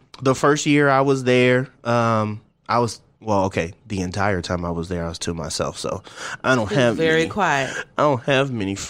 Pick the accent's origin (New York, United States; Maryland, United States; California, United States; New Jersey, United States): California, United States; Twentynine Palms; also born or lived in the South; 29 Palms. That's right. My hometown is a military town. So I found myself being a California boy, even though we moved around a lot.